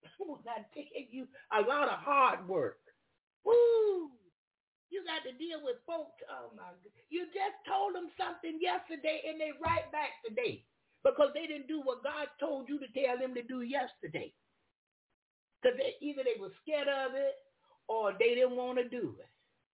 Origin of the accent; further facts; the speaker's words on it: Florida, United States; I'm from Florida. Yeah, I'm from Florida.